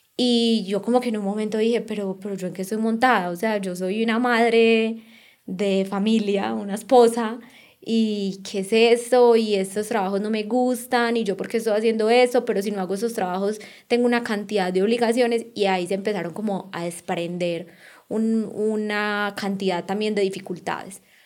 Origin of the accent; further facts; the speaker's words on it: Colombia; moved away as an adult; also born or lived in Australia / Barcelona; somos colombianos y estamos en Rusia